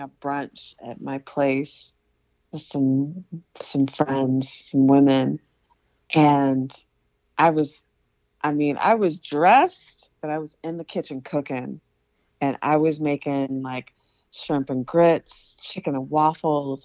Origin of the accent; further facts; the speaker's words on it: Aiken, South Carolina, United States; I'm from Aiken, and there's like red clay everywhere